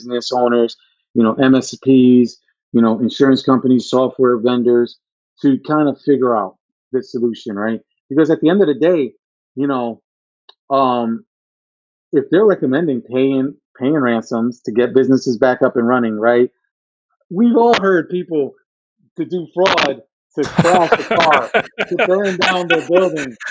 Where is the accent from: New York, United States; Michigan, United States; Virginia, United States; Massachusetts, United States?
New York, United States; moved away; I'm from New York originally